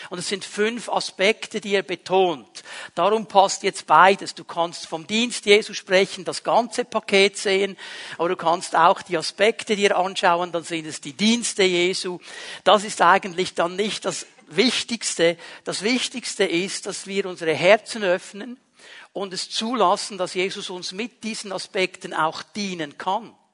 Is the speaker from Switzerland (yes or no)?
yes; Bern, Switzerland; Also wir Berner ja nicht. Bei uns in Bern gibt es das nicht.